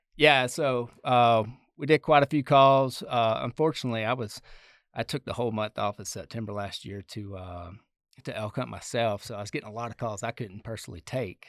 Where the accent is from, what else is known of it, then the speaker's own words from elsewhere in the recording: the South, United States; moved away as an adult; now in Colorado, United States; I grew up in the South